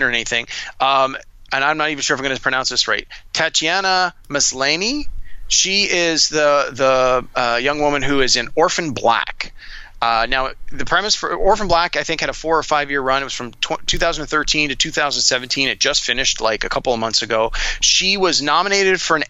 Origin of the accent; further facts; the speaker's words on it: Toronto, Ontario, Canada; Yes, we're both from Toronto. Yes, we both grew up in Scarborough, which is one of the neighborhoods in Toronto.